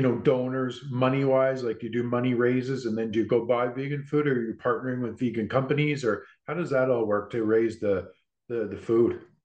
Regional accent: Vancouver, British Columbia, Canada; I'm from Vancouver

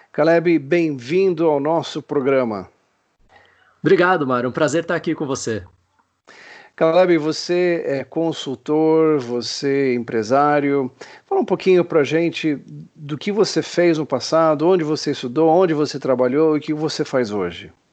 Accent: Niterói, Rio de Janeiro, Brazil; sou de Niterói.

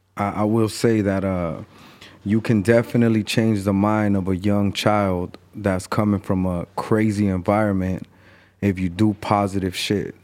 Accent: Mexico City, Mexico; now in Los Angeles, United States; I remember being in Mexico and selling newspaper 'cause that's where I was born

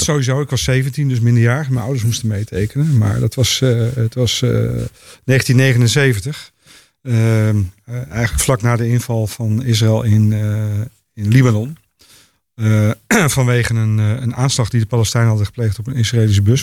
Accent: Netherlands; als Nederlanders

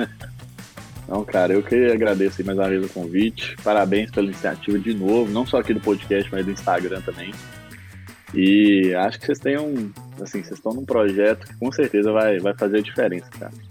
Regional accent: Coronel Fabriciano, Minas Gerais, Brazil; eu sou de Coronel Fabriciano

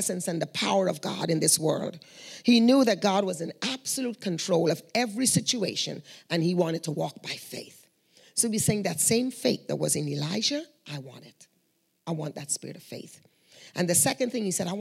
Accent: Guyana; moved away; We are from Guyana

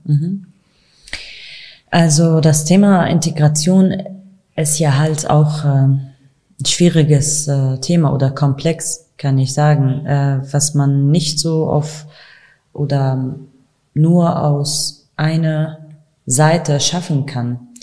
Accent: Kurdistan Region, Iraq; German is a second language; now in Germany; Aber ich habe auch Rassismus in meinem Land, in meinem Heimatland erlebt. Ich, ich habe das auch im äh, Kurdistan-Region mhm. erlebt

